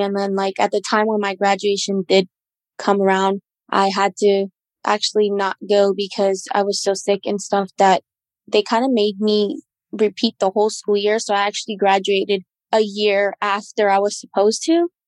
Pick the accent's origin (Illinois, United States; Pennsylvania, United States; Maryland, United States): Pennsylvania, United States; Lancaster; moved away as an adult; now in Johnstown, United States; I currently had lived at the time at Lancaster